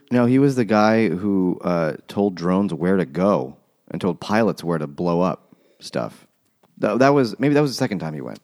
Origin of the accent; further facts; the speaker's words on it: United States; I'm American